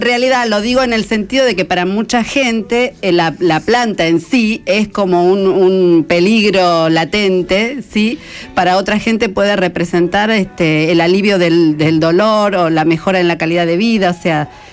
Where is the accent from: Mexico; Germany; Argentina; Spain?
Argentina; Merlo, Buenos Aires Province; Mañana ya por mis pagos por Merlo